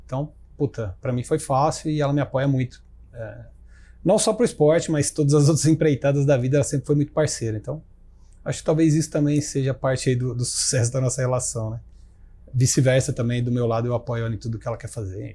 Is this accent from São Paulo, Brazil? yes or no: yes; Ribeirão Preto, São Paulo, Brazil; eu sou de Ribeirão Preto